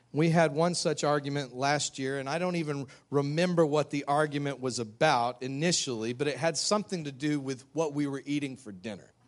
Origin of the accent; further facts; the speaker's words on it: United States; we fight for our rights in America